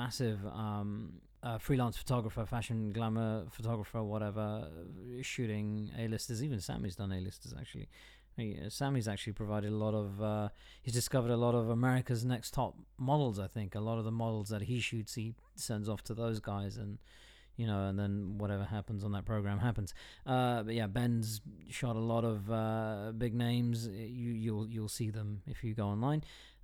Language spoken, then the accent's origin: English; London, United Kingdom; also born or lived in United States / Kent / Cardiff; I was born and bred in London